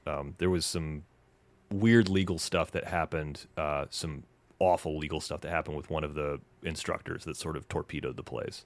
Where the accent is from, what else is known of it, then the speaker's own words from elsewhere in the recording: Knoxville, Tennessee, United States; moved away as an adult; also born or lived in Wausau, Wisconsin / Indiana / Los Angeles; born in Wausau, but I think you would say that I'm from Knoxville, Tennessee